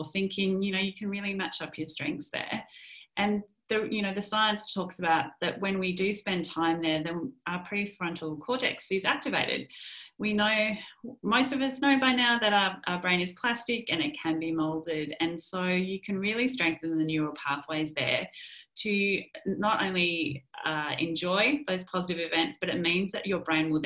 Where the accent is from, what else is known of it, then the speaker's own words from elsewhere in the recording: Melbourne, Victoria, Australia; also born or lived in London; we've just come back to our tribe, you know, let's enjoy the people who are near and dear to us in Melbourne